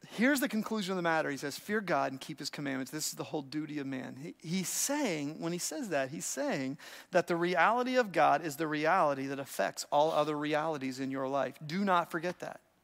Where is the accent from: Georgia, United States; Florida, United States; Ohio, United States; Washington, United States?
Ohio, United States; I grew up in Ohio